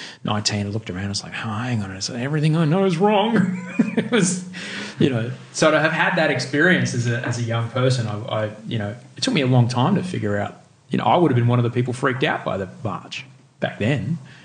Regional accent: Brisbane, Queensland, Australia; growing up in Brisbane

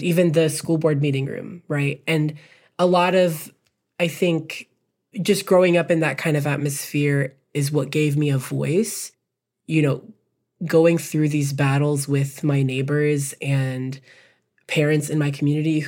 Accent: Texas, United States; also born or lived in Birmingham, Alabama; my community has taught me so much just growing up in Texas

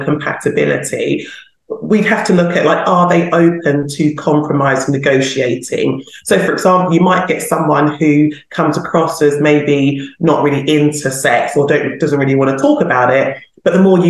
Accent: London, United Kingdom; I'm a Londoner

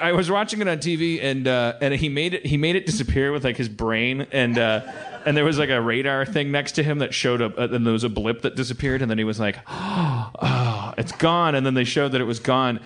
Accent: Wisconsin, United States; moved away; also born or lived in Los Angeles; I'm from Wisconsin

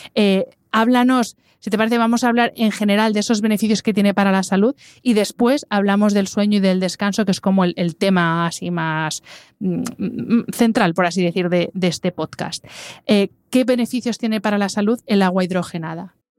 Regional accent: Madrid, Community of Madrid, Spain; yo que soy madrileña, nosotros en Madrid tenemos el dicho

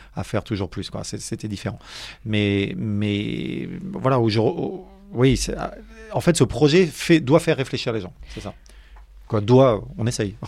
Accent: Paris, Île-de-France, France; suis pas né dans le granit breton j'ai grandi j'ai grandi à Paris

